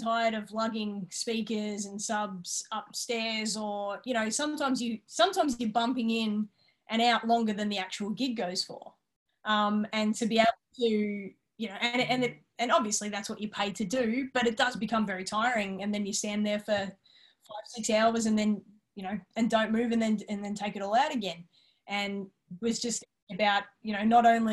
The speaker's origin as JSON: {"language": "English", "area": "Yarra Valley", "region": "Victoria", "country": "Australia", "tie": "born or raised there", "lives_now": "Melbourne, Australia", "said": "we grew up out in the Yarra Valley"}